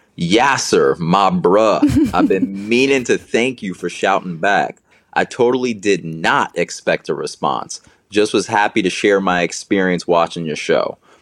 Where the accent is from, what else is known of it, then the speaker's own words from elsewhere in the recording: Marietta, Georgia, United States; And then I forget I'm from Marietta, Georgia. And I'm like, oh yeah, everyone thinks like that.